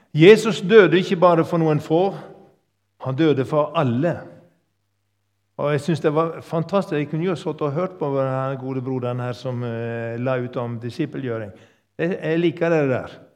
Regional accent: Sogn, Vestland, Norway; also born or lived in Yndesdal; now in Tysvær, Norway; Opprinnelig kom jeg fra Sogn

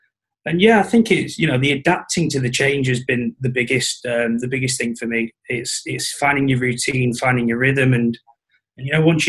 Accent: Blackpool, North West England, United Kingdom; Blackpool originally.

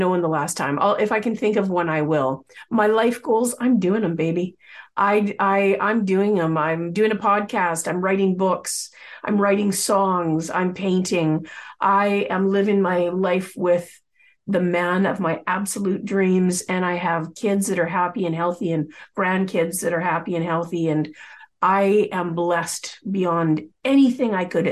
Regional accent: Coquitlam, British Columbia, Canada; I grew up in the Lower Mainland of British Columbia, the Vancouver area, specifically in Coquitlam

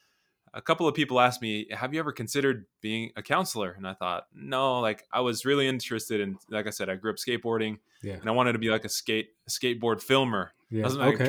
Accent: Las Vegas, Nevada, United States; I'm from Las Vegas. Okay. And I've been here my whole life, and I'm 36 years old.

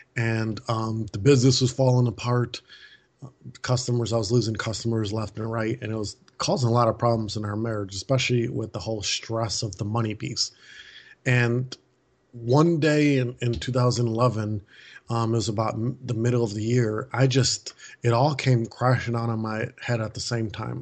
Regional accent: Milwaukee, Wisconsin, United States; moved away as an adult; now in Maui, United States; we moved our family in April from Milwaukee, Wisconsin, where I was born and raised

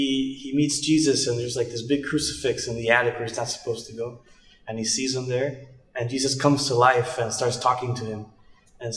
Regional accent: Idaho, United States; moved away as an adult; also born or lived in California; now in Hillsboro, United States; I was born in California, but I grew up in Idaho.

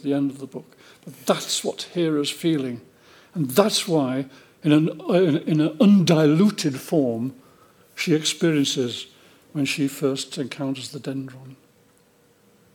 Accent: New Zealand; I feel it as a New Zealander.

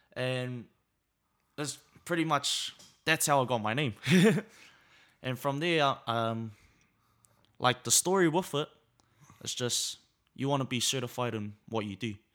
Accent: Auckland, New Zealand; also born or lived in Samoa; Growing up in South is, is a blessing, really. It's a real blessing. Um, growing up in Naitara

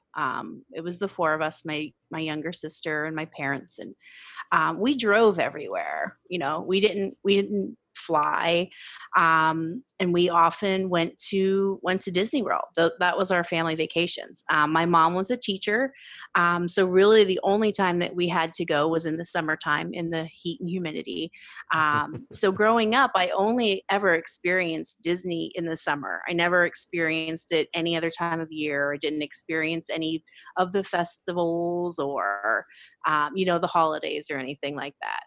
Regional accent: Pennsylvania, United States; moved away; also born or lived in San Diego; I'm from Pennsylvania originally. So growing up on the East Coast

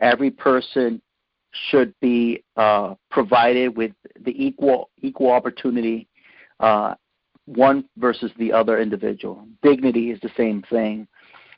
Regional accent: Hoboken, New Jersey, United States; I grew up in Hoboken, New Jersey, 1 mile square town, very diverse community, and very tight-knit community as well

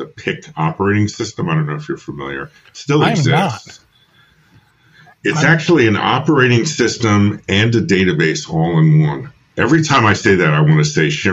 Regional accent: New York, United States; moved away as an adult; also born or lived in Philadelphia; I'm from New York originally. I came down to Temple to study film

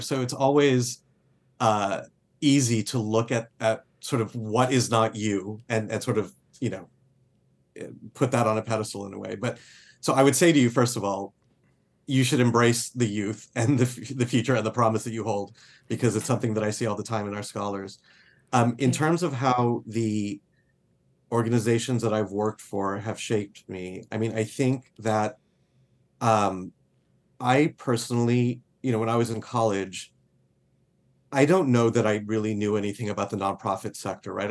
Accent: Laredo, Texas, United States; I grew up on the Mexican border in a town called Laredo, Texas

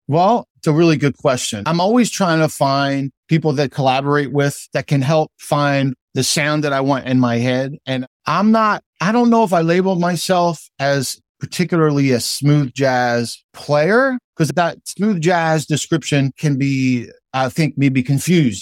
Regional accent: New Jersey, United States; also born or lived in Philadelphia; I consider myself a South Jerseyan, but I'm also a Philadelphian

